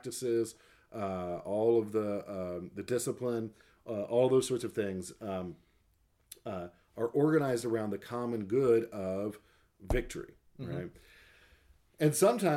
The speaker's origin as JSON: {"language": "English", "country": "United States", "said": "as an American"}